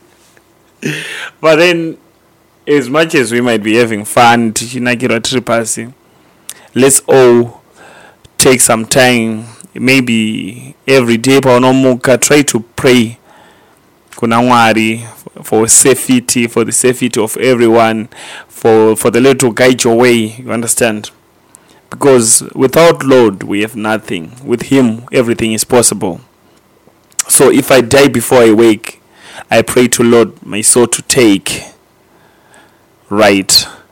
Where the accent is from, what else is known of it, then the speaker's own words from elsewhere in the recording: Gweru, Midlands, Zimbabwe; we are from Gweru